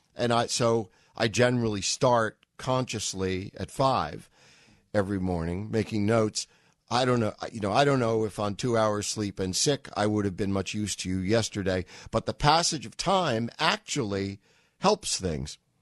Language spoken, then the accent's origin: English; New York, United States; now in Massachusetts, United States; I'm a New Yorker